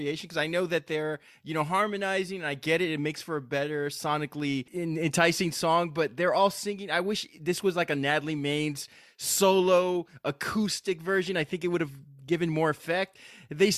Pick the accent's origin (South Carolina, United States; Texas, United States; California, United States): Texas, United States; we're from Texas.